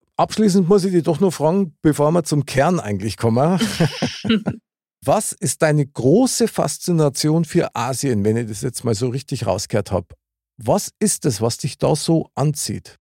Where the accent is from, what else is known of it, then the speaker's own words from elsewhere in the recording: Bavaria, Germany; bei uns in Bayern